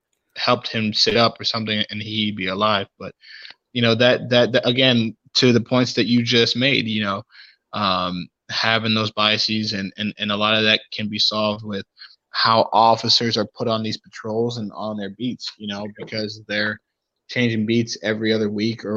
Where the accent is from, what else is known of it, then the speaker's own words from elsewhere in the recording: Cleveland, Ohio, United States; growing up in Cleveland